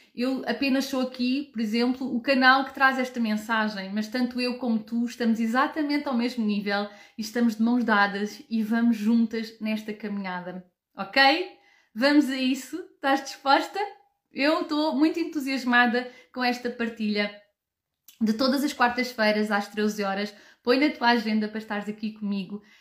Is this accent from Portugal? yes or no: yes; Portugal; now in Germany; Eu habito na Alemanha, nasci e cresci em Portugal